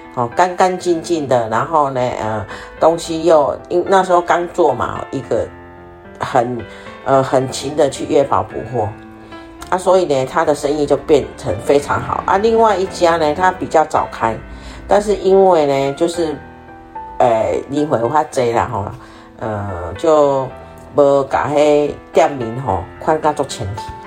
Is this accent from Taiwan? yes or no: yes; Taiwan; now in South Africa